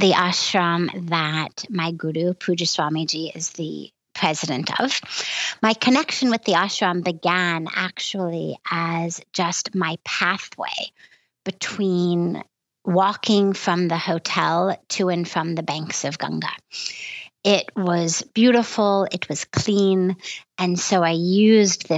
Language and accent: English; United States; being American